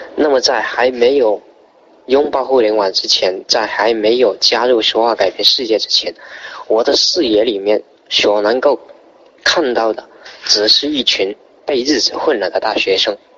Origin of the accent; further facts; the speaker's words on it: Zhanjiang, Guangdong, China; 来自广东湛江，是一个三线的城市